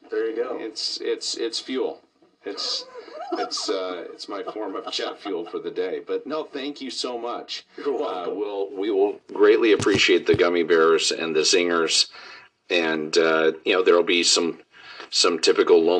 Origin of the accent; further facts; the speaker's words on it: Pleasant Grove, Utah, United States; Pleasant Grove, Utah. My ancestors came from Scandinavia, from Denmark, and immigrated